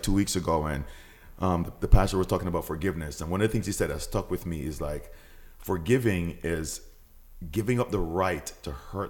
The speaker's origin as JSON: {"language": "English", "country": "Jamaica", "also_born_or_lived": "Portmore, Jamaica", "said": "as a Jamaican, when you go to high school"}